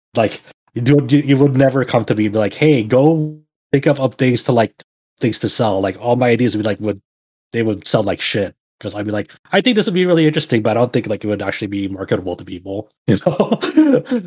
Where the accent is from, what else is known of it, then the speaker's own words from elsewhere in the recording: Philippines; as a Filipino person